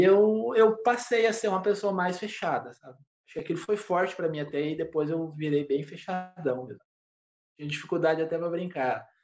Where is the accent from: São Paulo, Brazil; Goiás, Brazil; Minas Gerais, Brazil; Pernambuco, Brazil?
São Paulo, Brazil; Paraibuna; moved away as an adult; also born or lived in São José dos Campos / Guaratinguetá; eu nasci em São José, mas eu fui criado em uma cidade vizinha de São José dos Campos chamada Paraibuna